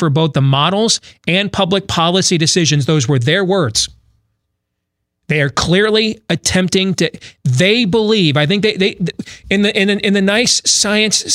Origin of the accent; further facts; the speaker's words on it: Iowa, United States; my home state of Iowa